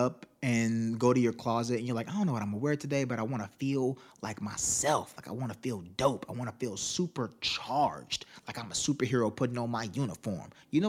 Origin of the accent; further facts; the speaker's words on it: Miami, Florida, United States; born there; I was born in Miami.